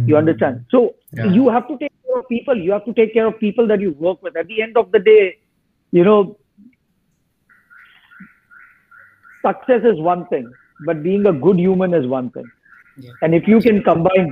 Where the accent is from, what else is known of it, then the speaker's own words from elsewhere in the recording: Mumbai, Maharashtra, India; moved away as an adult; also born or lived in Delhi; now in United States; I'm from Mumbai.